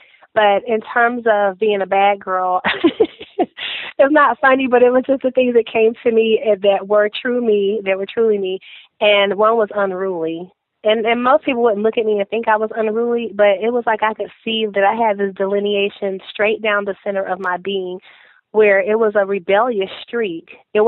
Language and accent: English; Fayetteville, North Carolina, United States; also born or lived in Fort Campbell, Kentucky; I'm from Fayetteville, North Carolina, by way of Fort Campbell, Kentucky, because my dad was is a retired Marine, and we were stationed there, and we ended up in Fayetteville because this was my mother's home